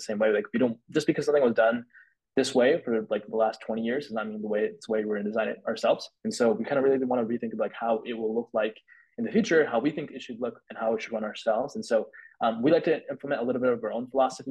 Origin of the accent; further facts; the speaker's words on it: Bay Area, California, United States; growing up in the Bay Area